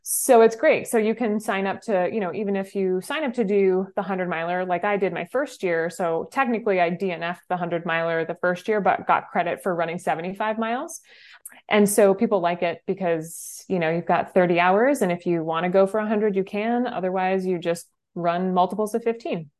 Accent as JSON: {"language": "English", "region": "New Hampshire", "country": "United States", "tie": "born or raised there", "said": "I grew up in New Hampshire"}